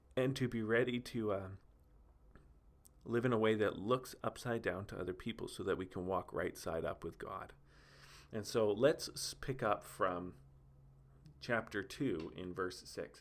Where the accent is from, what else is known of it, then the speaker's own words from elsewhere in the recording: Steinbach, Manitoba, Canada; here in my hometown of Steinbach